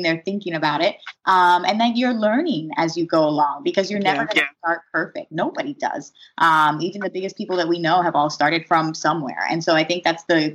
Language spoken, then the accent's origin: English; Philadelphia, Pennsylvania, United States; I grew up in Philadelphia, so I have some background here